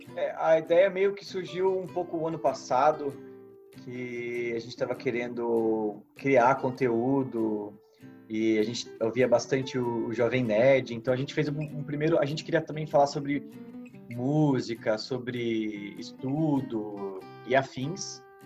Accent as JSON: {"language": "Portuguese", "town": "São José dos Campos", "region": "São Paulo", "country": "Brazil", "said": "sou de São José dos Campos"}